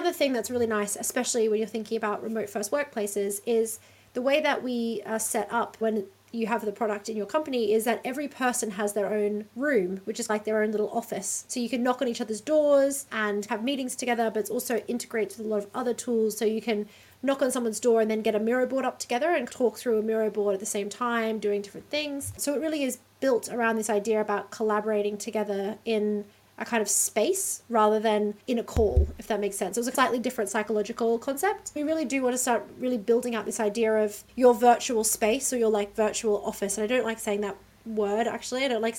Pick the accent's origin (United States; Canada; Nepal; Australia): Australia; accent: Australian; now in Amsterdam, Netherlands; I'm Australian, you can probably tell from my accent, although I actually find Americans lately really get confused about whether or not I'm British.